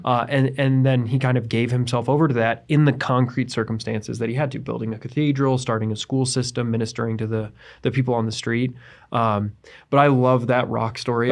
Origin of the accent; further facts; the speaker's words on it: United States; I am an American. I was, I was brought up here